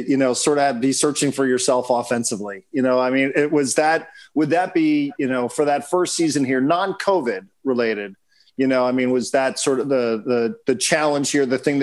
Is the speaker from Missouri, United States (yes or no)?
no; San Diego, California, United States; we're from San Diego